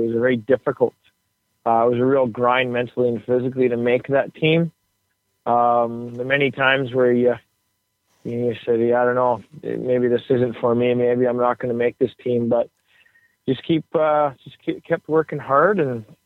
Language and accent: English; Toronto, Ontario, Canada; moved away as an adult; also born or lived in Michigan; now in Detroit, United States; I grew up in Toronto and played junior there